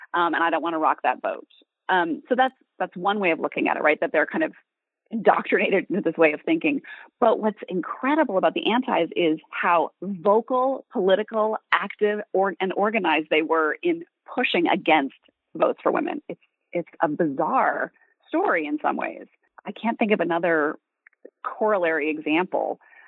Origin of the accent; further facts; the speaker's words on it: Montana, United States; I'm from Montana.